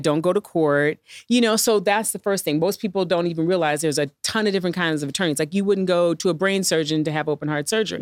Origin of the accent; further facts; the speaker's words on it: St. Louis, Missouri, United States; moved away as an adult; growing up in Saint Louis